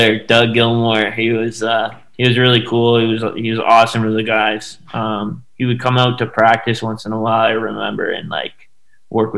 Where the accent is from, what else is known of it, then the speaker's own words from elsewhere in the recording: Inverary, Ontario, Canada; It's just a little town outside of Kingston, Ontario. So that Kingston's about 2 hours from Toronto.